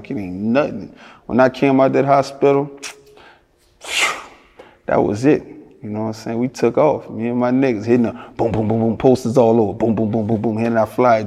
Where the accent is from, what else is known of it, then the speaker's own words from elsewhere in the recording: Louisiana, United States; I'm from Louisiana